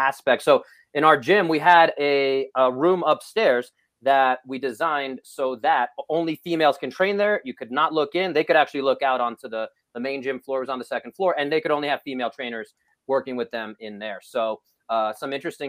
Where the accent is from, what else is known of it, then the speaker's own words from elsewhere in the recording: New York City, New York, United States; I grew up in Brooklyn in New York